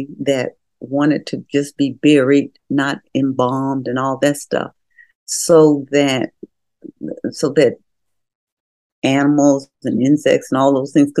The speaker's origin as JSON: {"language": "English", "town": "Memphis", "region": "Tennessee", "country": "United States", "tie": "born or raised there", "also_born_or_lived": "Mississippi", "said": "I was born in Mississippi and my folk were sharecroppers. But when we moved, even when we moved to Memphis, there was still some going to the field stuff"}